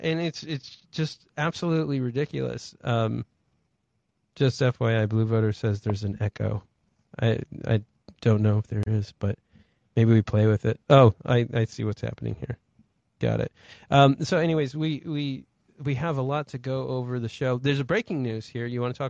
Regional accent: North Carolina, United States; also born or lived in Ohio; And as you know, I went to school in North Carolina. I grew up in North Carolina after Ohio.

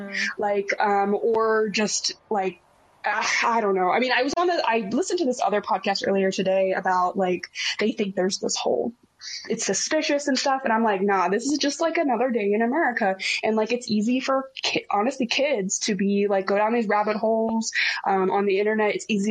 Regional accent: Texas, United States; as a Texan, I gotta be like respectful to the people who enjoy guns

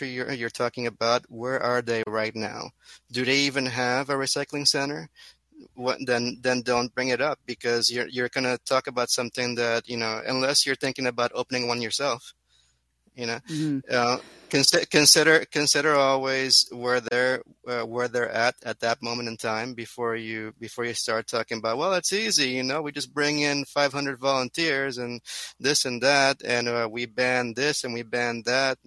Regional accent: Curaçao; being from an island

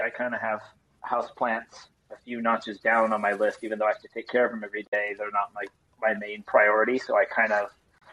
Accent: Los Angeles, California, United States; moved away as an adult; now in New York, United States; I'm from the suburbs of LA, so where it's always warm and sunny

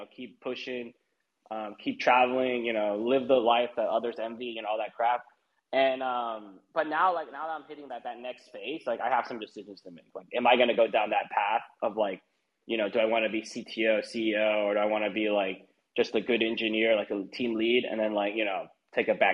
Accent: United States; I'm American. I mean, you know I'm American

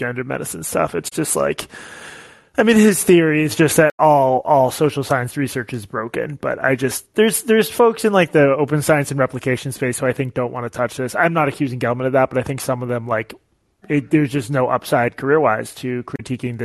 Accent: United States; I'm Jewish American

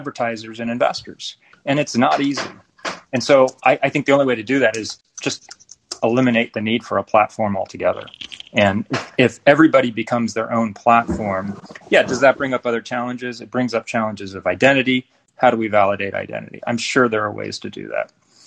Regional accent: Silicon Valley, California, United States; moved away as an adult; I was born and raised in Silicon Valley and spent almost my entire professional career there before escaping

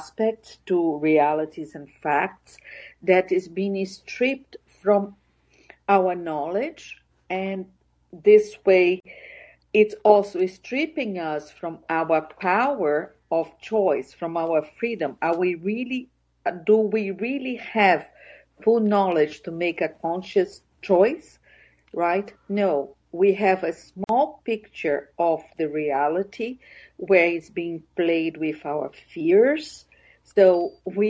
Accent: Brazil; I'm from Brazil, and I grew up without being able to speak politics.

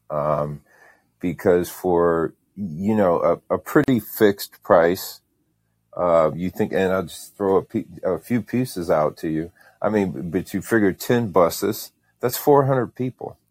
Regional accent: Indiana, United States; now in Saint Petersburg, United States; I'm from Indiana. I, I live in, uh, Saint Petersburg, Florida now

